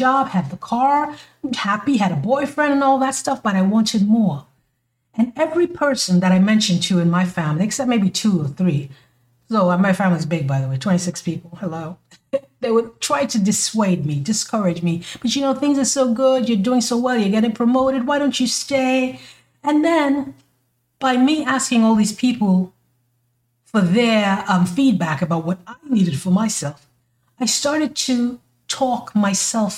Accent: St. Kitts & Nevis; moved away as an adult; now in United States; when I was living in my country, my home country, you know, I'm from the islands, baby, in St. Kitts, I wanted to move to the U.S.

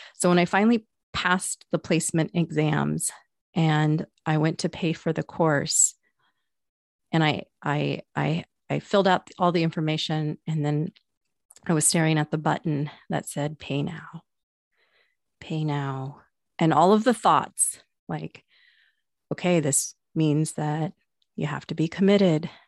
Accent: Pacific Northwest, United States; I'm from the Pacific Northwest

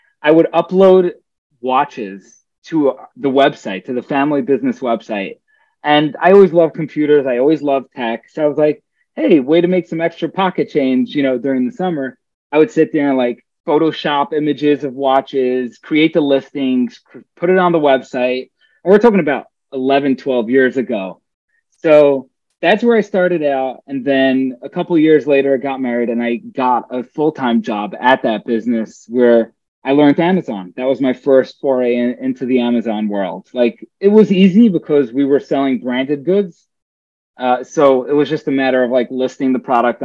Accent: New York City, New York, United States; moved away as an adult; now in New Jersey, United States; I grew up in Brooklyn, New York. I lived there for the majority of my life until about 5 years ago, moved out to New Jersey

